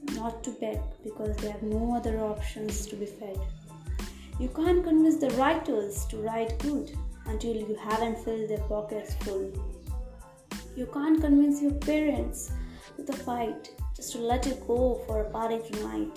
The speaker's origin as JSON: {"language": "English", "town": "Kolkata", "region": "West Bengal", "country": "India", "said": "from Kolkata"}